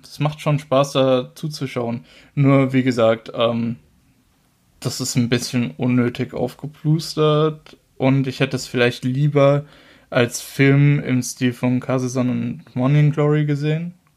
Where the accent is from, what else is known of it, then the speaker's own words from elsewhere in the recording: Germany; bei uns in Deutschland